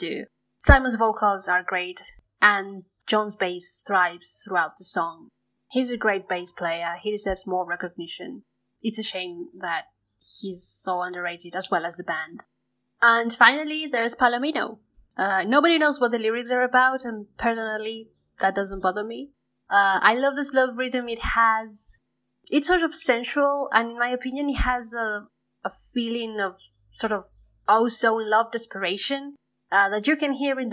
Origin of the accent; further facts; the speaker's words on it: Neuquén, Argentina; from Neuquén, Argentina, a province in the south of the country, an area mostly known as Patagonia.